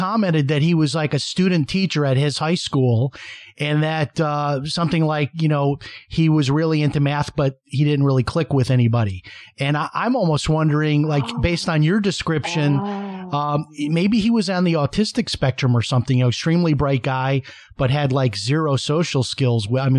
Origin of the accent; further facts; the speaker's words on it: Chicago, Illinois, United States; And I'm from Chicago, so there's that connection there.